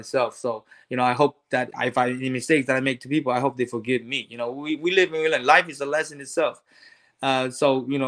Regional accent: Hawaii, United States; I grew up in Hawaii

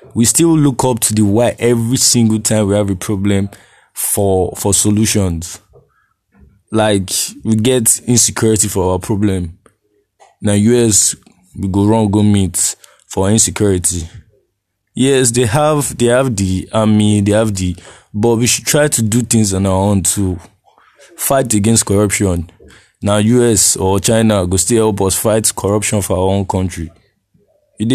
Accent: Nigeria

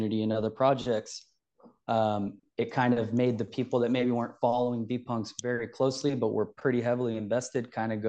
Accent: Sacramento, California, United States; also born or lived in Bay Area; From California, the state capital, actually, my whole life. Spent some time in the Bay Area, a few years living there, but I'm pretty much Sacramento my whole life.

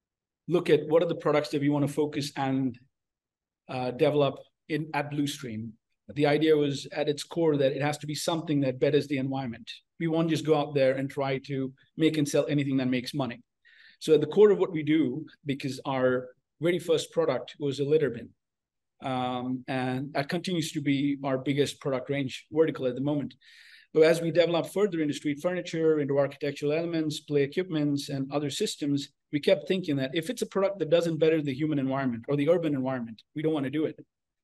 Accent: India; born there; also born or lived in United Arab Emirates / United States; So I was born in India, raised all over the place, went to school in Dubai and college in the States.

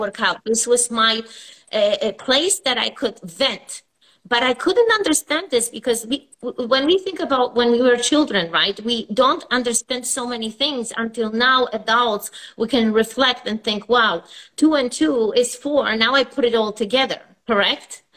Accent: Poland; moved away as an adult; now in United States; I was born in Poland and I came here over, I would say, 25 years ago

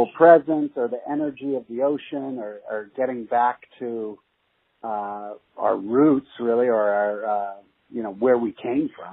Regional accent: Los Angeles, California, United States; also born or lived in Toronto, Canada / England; I was born actually in Toronto, Canada, and then went back to England for a little bit and then eventually moved and set roots in Los Angeles

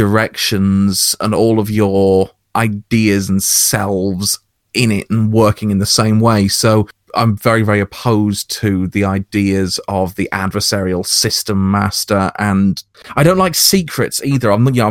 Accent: United Kingdom; I'm British OSR to my bones, so I had a different kind of experience of old school gaming

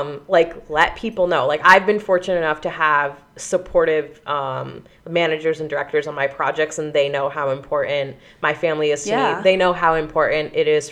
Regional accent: Pennsylvania, United States; I'm from Pennsylvania

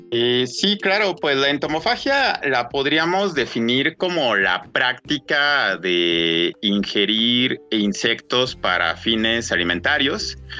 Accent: Mexico City, Mexico; yo nací en la Ciudad de México, así que a pesar de haber eh, nacido y crecido, eh, haber estado la mayor parte de mi vida en una gran, gran ciudad

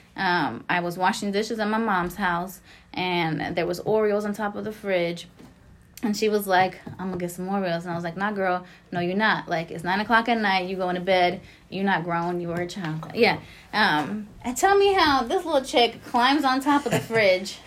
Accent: Lawrence, United States; I grew up in Lawrence

